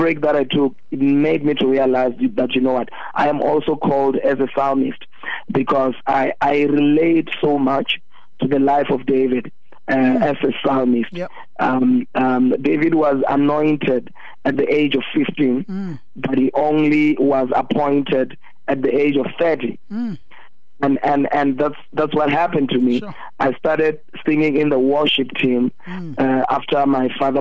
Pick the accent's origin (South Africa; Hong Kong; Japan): South Africa; Venda, Limpopo; I'm from Venda